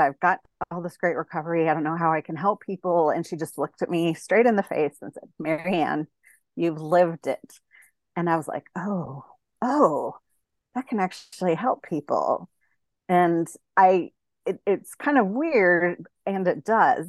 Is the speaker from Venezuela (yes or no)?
no; Denver, Colorado, United States; moved away as an adult; also born or lived in Texas; now in San Diego, United States; I'm originally from Denver, and then I went to grad school in Texas, and then I've been in San Diego since two thousand six